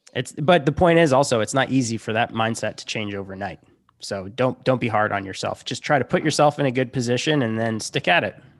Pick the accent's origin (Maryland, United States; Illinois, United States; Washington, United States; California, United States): Illinois, United States; Chicago; moved away as an adult; also born or lived in Montana; I'm from Chicago